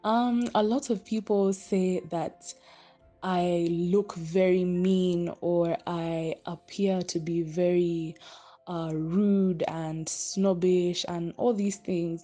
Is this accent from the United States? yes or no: no; Kenya; I'm Kenyan